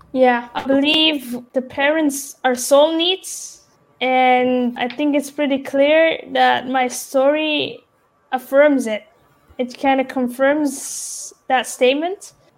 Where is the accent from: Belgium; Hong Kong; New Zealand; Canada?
Belgium; I was born Belgian. I was surrounded by Belgian people, the culture, the influences, and those values